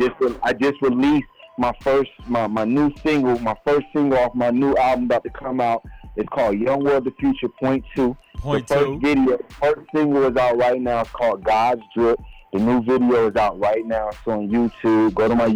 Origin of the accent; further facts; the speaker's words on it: Yonkers, New York, United States; I used to live in Slowbomb. I'm from Yonkers, New York, man.